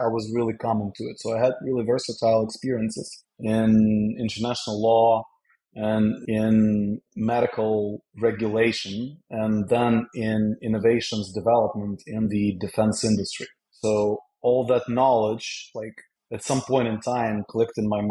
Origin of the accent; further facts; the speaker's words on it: Kyiv, Ukraine; moved away as an adult; also born or lived in Netherlands; now in Stamford, United States; I'm from the capital, from Kyiv. Was born and raised there, but worked most of my life internationally